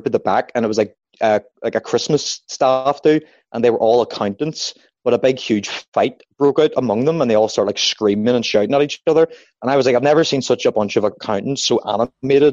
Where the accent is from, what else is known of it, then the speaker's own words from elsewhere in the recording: Belfast, Northern Ireland, United Kingdom; I'm a comedian from Belfast